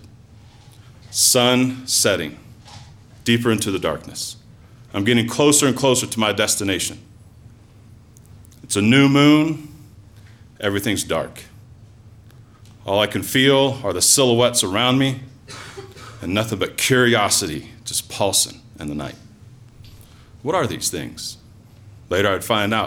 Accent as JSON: {"language": "English", "area": "Randolph County", "region": "Indiana", "country": "United States", "tie": "born or raised there", "moved": "yes", "said": "I'm from Randolph County, Indiana."}